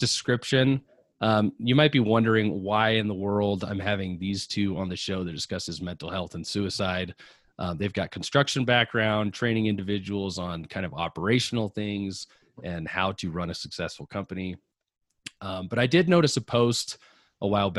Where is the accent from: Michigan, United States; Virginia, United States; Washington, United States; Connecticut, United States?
Washington, United States; Seattle; now in Utah, United States; I grew up in Seattle